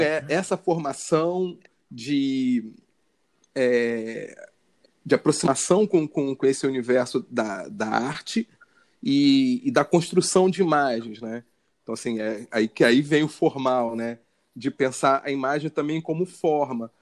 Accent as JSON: {"language": "Portuguese", "region": "Rio de Janeiro", "country": "Brazil", "tie": "born or raised there", "said": "eu sou carioca, morador da zona norte do Rio de Janeiro, nasci em Bento Ribeiro"}